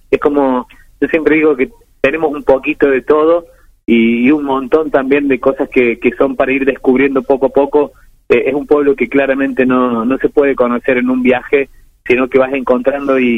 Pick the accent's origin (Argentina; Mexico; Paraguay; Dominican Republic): Argentina; Achiras, Córdoba; aquí en mi pueblo